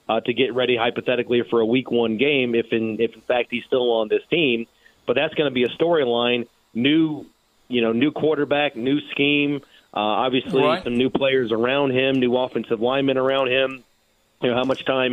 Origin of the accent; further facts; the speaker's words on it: Indianapolis, Indiana, United States; growing up where I did, it was in my neighborhood